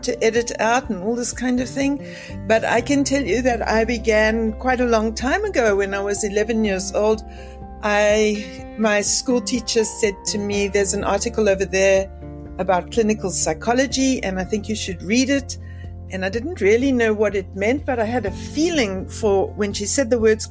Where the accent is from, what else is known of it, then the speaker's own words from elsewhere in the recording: Cape Town, Western Cape, South Africa; I'm from Cape Town, South Africa